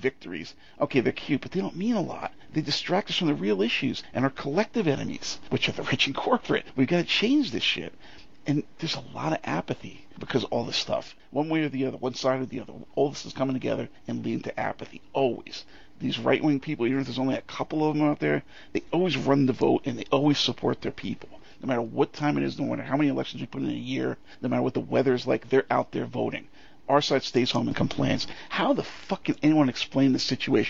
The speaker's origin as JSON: {"language": "English", "country": "United States", "tie": "born or raised there", "said": "I've lived here all my life"}